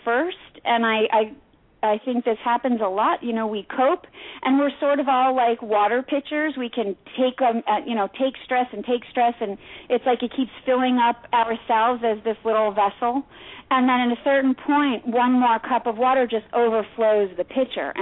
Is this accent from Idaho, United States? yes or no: no; New York City, New York, United States; Which is my hometown